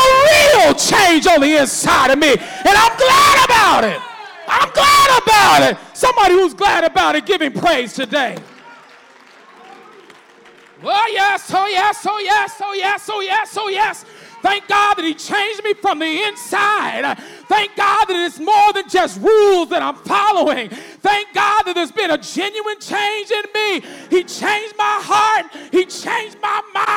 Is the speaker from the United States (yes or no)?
yes; United States; I'm glad to be an American.